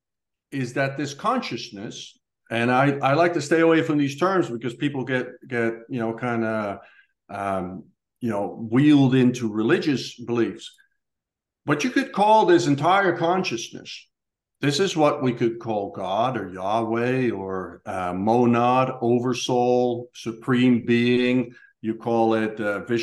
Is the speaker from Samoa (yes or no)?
no; Netherlands; moved away; born in Holland to these parents and grew up in this neighborhood and this house with these brothers